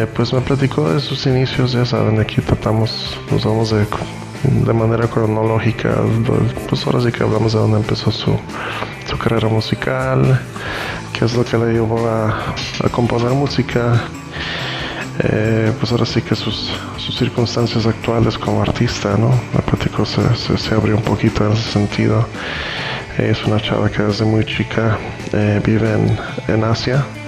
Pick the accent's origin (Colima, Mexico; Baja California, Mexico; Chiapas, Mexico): Baja California, Mexico; Tijuana; also born or lived in Costa Rica; nací en Costa Rica de padres nicaragüenses pero pues a muy temprana edad nos venimos a Tijuana a vivir